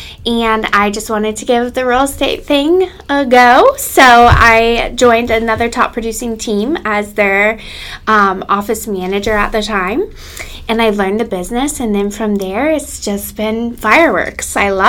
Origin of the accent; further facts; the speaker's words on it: Fort Myers, Florida, United States; also born or lived in Virginia; I was born and raised in Southwest Florida. I'm a fourth generation realtor, and my kids are the fifth generation here in Fort Myers.